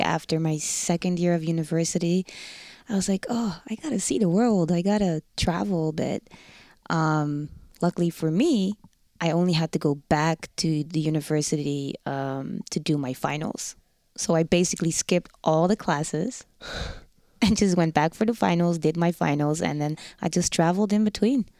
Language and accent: English; Rotterdam, South Holland, Netherlands; accent: Rotterdam; first language Dutch; English is a second language; moved away as an adult; now in Winnipeg, Canada; The Netherlands, Rotterdam. Born and raised in Rotterdam.